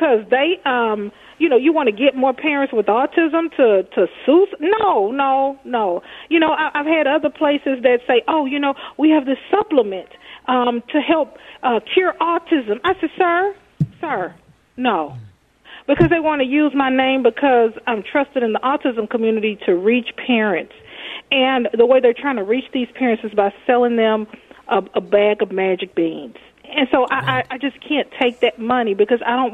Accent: Texas, United States; now in Minnesota, United States; I'm from Texas.

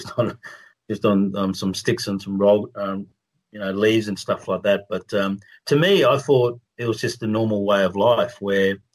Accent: Australia; I'm a proud Australian

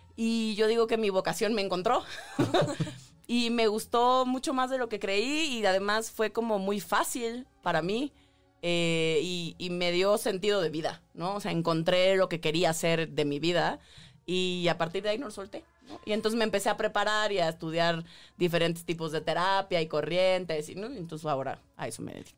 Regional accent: Tabasco, Mexico; yo crecí en Tabasco

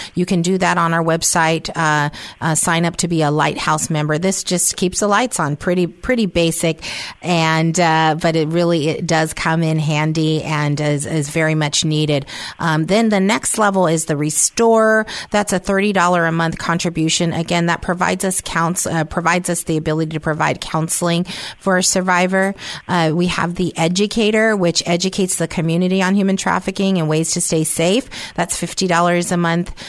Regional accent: San Francisco, California, United States; moved away; I was raised in San Francisco

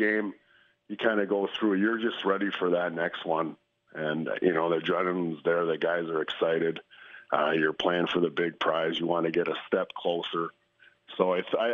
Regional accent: Canada; a Canadian

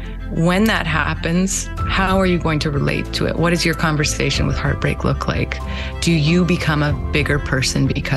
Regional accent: Winnipeg, Manitoba, Canada; born or raised there; also born or lived in Moose Jaw, Saskatchewan

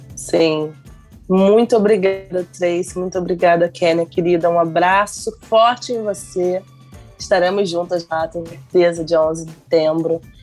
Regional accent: São Gonçalo, Rio de Janeiro, Brazil; Eu mesma estou aqui, eu sou de São Gonçalo

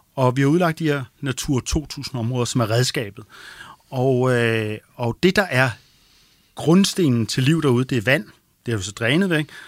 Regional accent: Denmark; vi som danskere

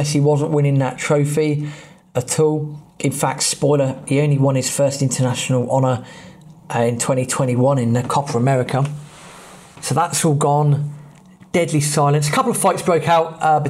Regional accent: England, United Kingdom; we're English

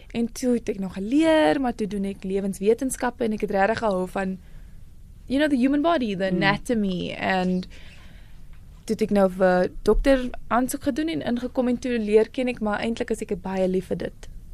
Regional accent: Paarl, Western Cape, South Africa; born or raised there; also born or lived in Worcester, South Africa

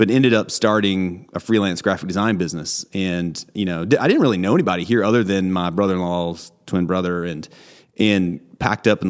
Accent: Nashville, Tennessee, United States; moved away as an adult; now in Atlanta, United States; I actually grew up on a corn farm outside of Nashville

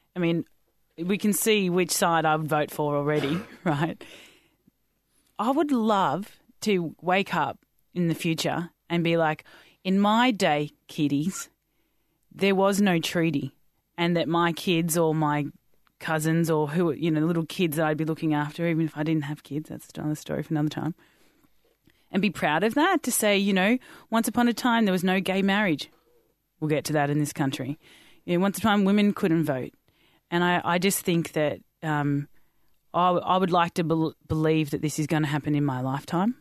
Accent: Australia; I'm Australian, white Australian

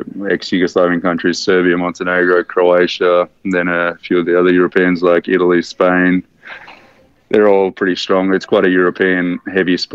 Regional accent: Australia; being Australian

